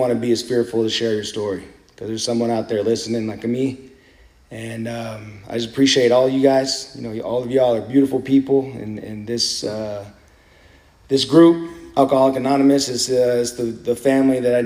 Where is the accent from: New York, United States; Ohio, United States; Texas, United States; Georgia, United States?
Texas, United States; San Antonio; moved away; I'm originally from San Antonio